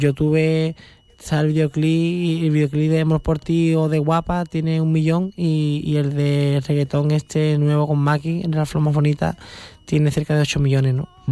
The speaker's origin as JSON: {"language": "Spanish", "town": "San Fernando", "region": "Andalusia", "country": "Spain", "said": "yo soy de Cádiz, soy de, que soy de la, de, la punta, ¿sabes? Que no soy de Sevilla ni soy de, de Cáceres, soy de Cádiz, ¿sabes? San Fernando, que estoy en el mar"}